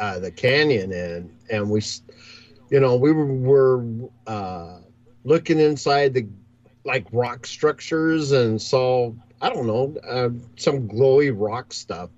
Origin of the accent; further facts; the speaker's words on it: Long Beach, California, United States; moved away; I came from Long Beach, California